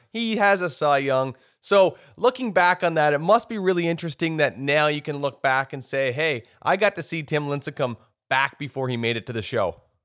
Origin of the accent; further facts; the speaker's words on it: Miramichi, New Brunswick, Canada; I grew up in Miramichi, New Brunswick